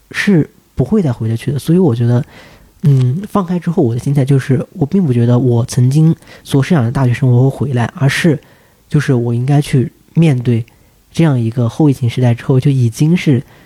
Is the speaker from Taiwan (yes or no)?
no; Anhui, China; moved away as an adult; now in Beijing, China; 我自己也是来自安徽这样一个，嗯。呃，内陆省份